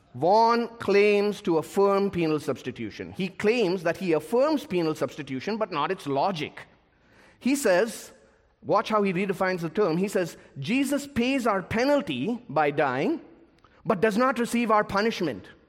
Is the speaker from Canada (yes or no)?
no; India; my home country of India